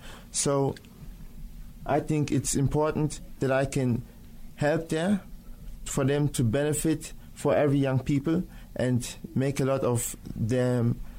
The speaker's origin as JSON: {"language": "English", "country": "Nigeria", "second_language": "English", "lives_now": "Germany", "said": "I am Nigerian, but I'm living in Germany."}